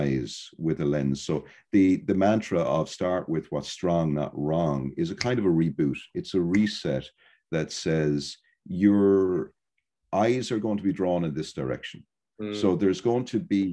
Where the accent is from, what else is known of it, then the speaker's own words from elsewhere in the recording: Ireland; I'm from Ireland